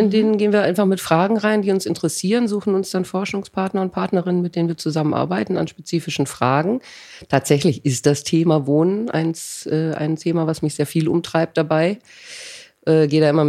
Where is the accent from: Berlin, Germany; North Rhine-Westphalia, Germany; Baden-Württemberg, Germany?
North Rhine-Westphalia, Germany; Rheinbach; Also ich bin zwar nicht in Köln aufgewachsen, aber nicht ganz weit weg. Ja. Ähm, also auch schon auch im Rheinland.